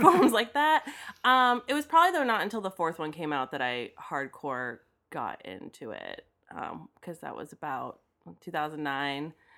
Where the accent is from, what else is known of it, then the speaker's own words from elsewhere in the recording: Daytona Beach, Florida, United States; growing up in Daytona where fast cars are a thing